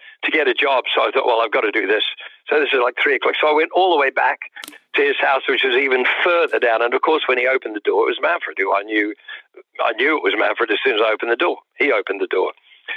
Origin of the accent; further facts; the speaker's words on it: New Zealand; moved away as an adult; now in London, United Kingdom; I'd pretty much just moved to London. I came from New Zealand. I was living in New Zealand.